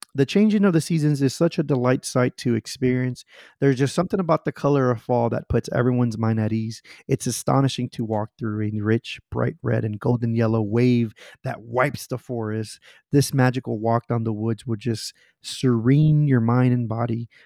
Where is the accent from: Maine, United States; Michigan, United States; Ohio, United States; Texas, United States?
Texas, United States; Houston; I grew up in the Heights in Houston